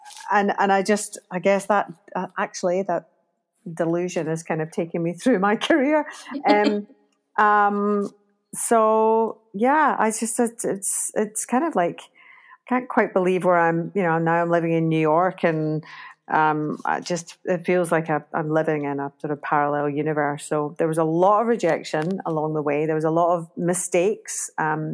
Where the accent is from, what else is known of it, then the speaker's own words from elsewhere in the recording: Glasgow, Scotland, United Kingdom; moved away; I started in Glasgow in Scotland, in my hometown